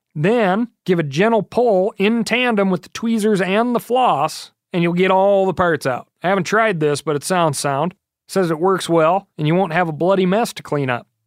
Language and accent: English; Montana, United States; here in my home state of Montana. I've grown up with the grizz